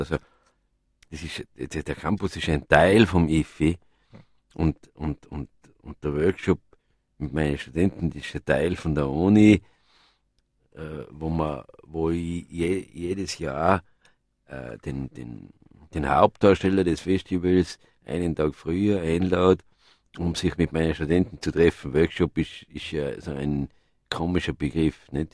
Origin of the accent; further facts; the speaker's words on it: Innsbruck, Tyrol, Austria; wo ich aufgewachsen bin in Innsbruck